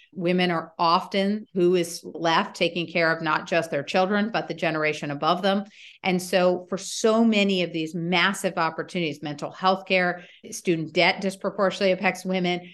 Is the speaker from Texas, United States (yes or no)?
no; Washington, District of Columbia, United States; also born or lived in Stanford, California / Europe; I grew up in Washington, D.C.